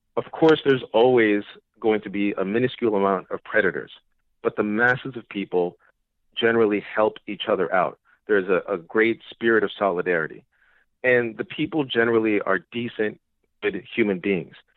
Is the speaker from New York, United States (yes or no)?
yes; New York City, New York, United States; I'm a New Yorker and I was here during 9 11.